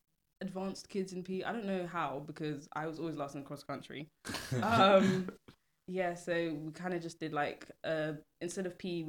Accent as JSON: {"language": "English", "region": "London", "country": "United Kingdom", "said": "I'm 21 and... I would like to be in the Bahamas, but I'm from Ealing."}